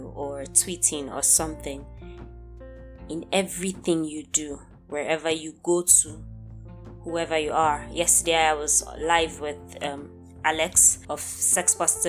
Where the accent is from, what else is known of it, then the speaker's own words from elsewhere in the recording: Nigeria; I am Nigerian